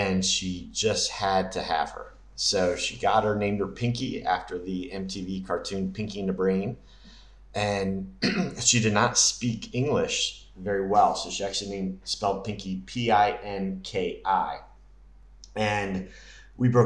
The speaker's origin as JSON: {"language": "English", "region": "Maryland", "country": "United States", "also_born_or_lived": "North Carolina / Delaware / Dominican Republic", "moved": "yes", "lives_now": "Saint Lucia", "said": "I'm originally from Maryland, between Baltimore and Washington"}